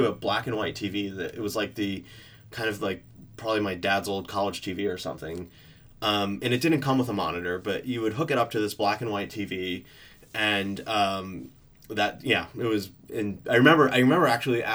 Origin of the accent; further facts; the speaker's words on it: Middlebury, Connecticut, United States; moved away as an adult; also born or lived in New York / Providence / San Francisco; now in London, United Kingdom; I grew up in this small town outside of New York called Middlebury, Connecticut.